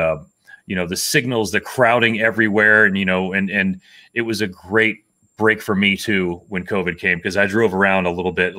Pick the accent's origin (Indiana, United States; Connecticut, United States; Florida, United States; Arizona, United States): Florida, United States; Miami; also born or lived in Texas; now in Lakewood, United States; I'm from Miami